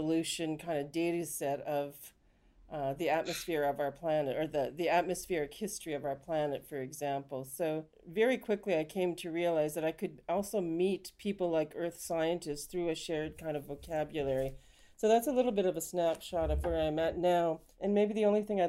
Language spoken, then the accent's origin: English; Canada; now in United Kingdom; You can probably tell from my accent, I'm actually from Canada.